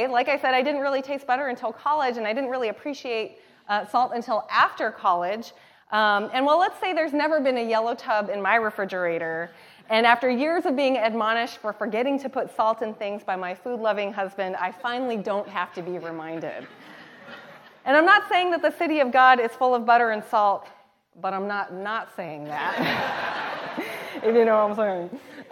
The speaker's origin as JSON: {"language": "English", "area": "the Northwest", "region": "Pacific Northwest", "country": "United States", "tie": "born or raised there", "also_born_or_lived": "Thailand", "said": "I'm from the Northwest"}